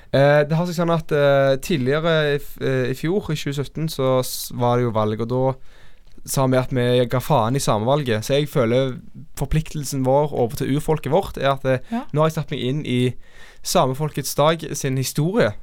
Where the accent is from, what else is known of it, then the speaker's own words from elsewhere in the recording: Norway; meg som nordmann